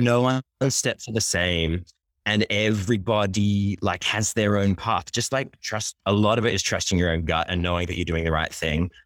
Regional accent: Sydney, New South Wales, Australia; also born or lived in Japan / London; now in Brooklyn, United States; I'm originally from Sydney, Australia

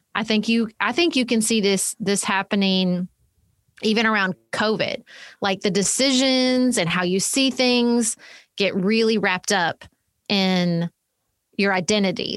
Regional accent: Paducah, Kentucky, United States; my hometown of Paducah, Kentucky, which is where I live

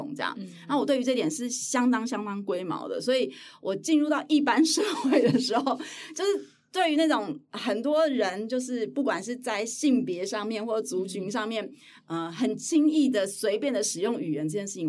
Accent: Hualien, Hualien County, Taiwan; 我从小住在花莲，所以我我身边非常多阿美族的同学

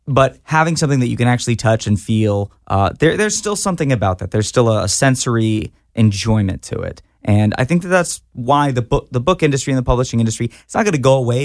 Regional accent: Fort Worth, Texas, United States; I grew up in Fort Worth, Texas

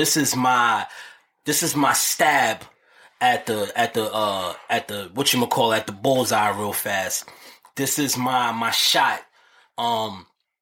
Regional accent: New York City, New York, United States; I'm from downtown Harlem

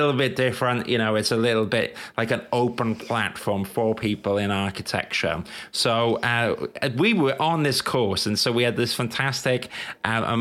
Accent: London, United Kingdom; I'm from London.

